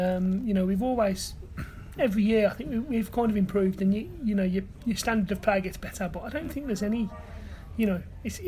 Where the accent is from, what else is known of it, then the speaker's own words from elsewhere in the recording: Smethwick, West Midlands, United Kingdom; also born or lived in Halesowen; I went to a school in Bearwood, in Smedic, so a lot of my mates growing up were Villa fans